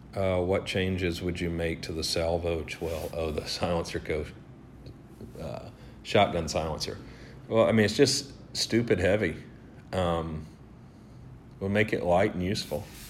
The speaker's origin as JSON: {"language": "English", "region": "the South", "country": "United States", "tie": "born or raised there", "said": "I grew up in the South"}